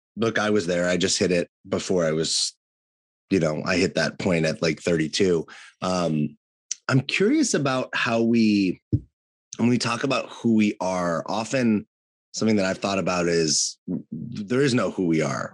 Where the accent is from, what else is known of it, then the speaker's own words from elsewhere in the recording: California, United States; was born and raised in California